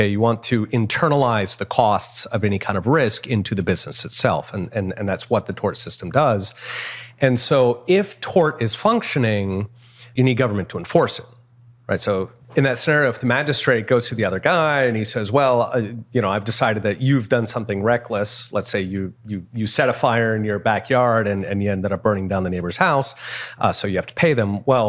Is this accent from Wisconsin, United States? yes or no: no; Philadelphia, Pennsylvania, United States; so I grew up in Philadelphia and in the 70s, and Philadelphia was kind of a rough town.